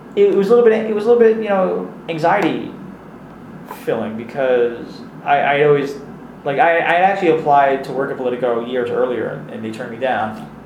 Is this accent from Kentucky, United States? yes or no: no; New York City, New York, United States; growing up in Queens